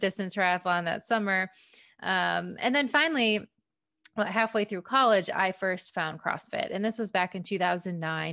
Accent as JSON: {"language": "English", "area": "a suburb of Detroit", "region": "Michigan", "country": "United States", "tie": "born or raised there", "said": "I grew up in Michigan, um, a suburb of Detroit"}